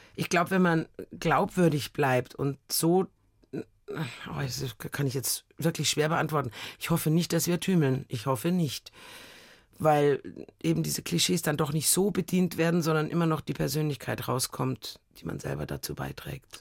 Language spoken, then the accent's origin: German; Munich, Bavaria, Germany; ich bin aus München